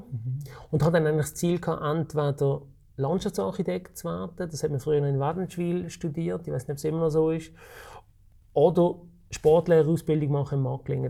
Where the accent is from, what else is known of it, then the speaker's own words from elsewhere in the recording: Switzerland; ich bin in der Region Basel aufgewachsen